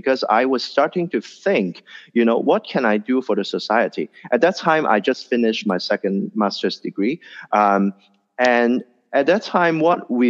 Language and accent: English; Hong Kong; being born and raised in Hong Kong